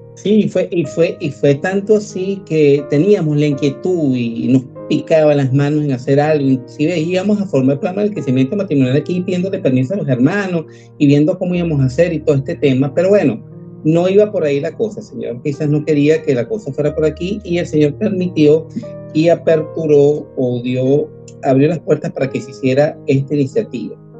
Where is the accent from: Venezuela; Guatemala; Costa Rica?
Venezuela; moved away as an adult; now in Argentina; Los venezolanos somos trabajadores